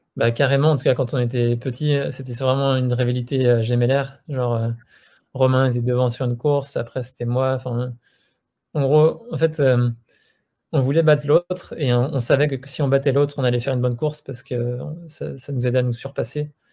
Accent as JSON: {"language": "French", "town": "Annemasse", "region": "Auvergne-Rhône-Alpes", "country": "France", "tie": "born or raised there", "said": "on vient de Haute-Savoie, on a grandi à Annemasse, dans la vallée de l'Arve"}